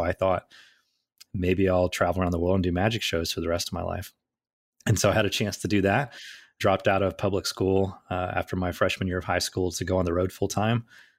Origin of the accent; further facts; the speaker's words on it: Southern US, United States; I grew up in the Bible Belt in the South